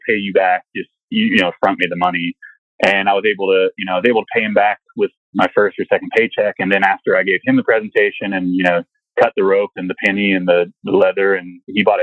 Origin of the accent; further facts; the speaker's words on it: Kentucky, United States; moved away; also born or lived in Stanford, California; I was raised in Kentucky. I claim Louisville is my home because it's the only city that people are really familiar with. It's close to where I'm from, but I grew up in the sticks